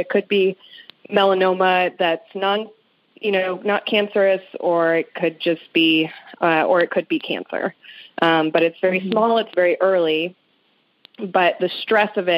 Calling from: St. Louis, Missouri, United States; I'm calling from St. Louis, Missouri

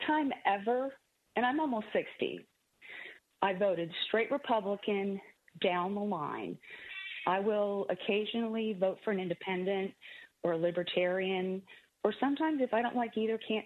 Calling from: Springfield, Missouri, United States; I'm calling from Springfield, Missouri, which is in the southwest part of the state

